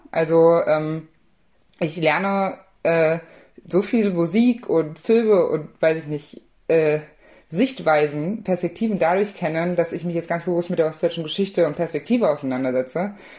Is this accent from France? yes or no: no; Saxony, Germany; dann werde ich niemals leugnen, dass ich aus Sachsen komme. Ich bin Sachse, aber ich bin Deutscher. Ähm, ich denke aber, dass ich nicht da wäre, wo ich heute bin, wenn ich nicht im Osten aufgewachsen wäre.